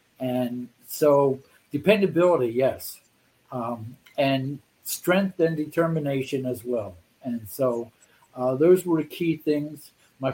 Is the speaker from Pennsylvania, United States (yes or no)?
yes; Philadelphia, Pennsylvania, United States; Philadelphia, Bucks County, outside Philadelphia.